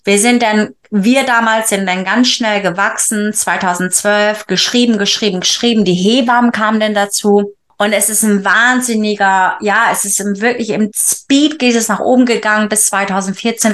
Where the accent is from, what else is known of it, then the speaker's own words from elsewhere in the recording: Wilhelmshaven, Lower Saxony, Germany; moved away as an adult; also born or lived in Bremen; now in England; komme ursprünglich aus Friesland, ja, ähm, geboren in Wilhelmshaven, aber mein Erwachsenenleben, sage ich immer, hat in Bremen angefangen